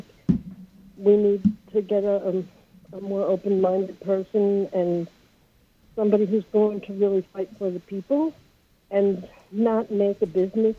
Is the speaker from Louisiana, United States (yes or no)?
no; New Hampshire, United States; I'm from New Hampshire.